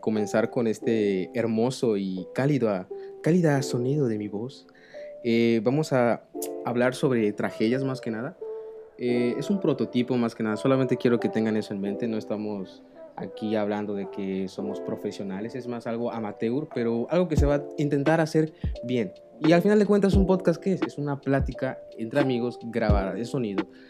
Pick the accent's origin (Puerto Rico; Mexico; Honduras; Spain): Mexico; los mexicanos, en especial cómo celebramos los cumpleaños